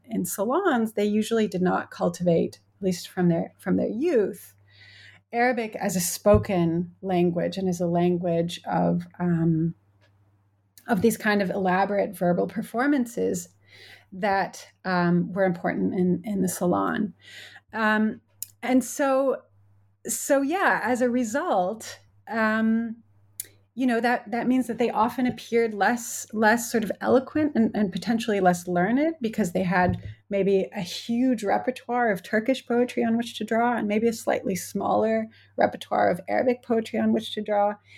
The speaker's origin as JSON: {"language": "English", "country": "United States", "moved": "as an adult", "lives_now": "United Kingdom", "said": "as an American who, I teach at a, at a U K university"}